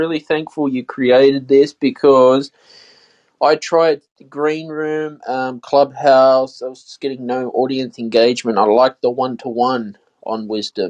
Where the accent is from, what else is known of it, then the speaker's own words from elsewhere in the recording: Sydney, New South Wales, Australia; Sydney, Australia.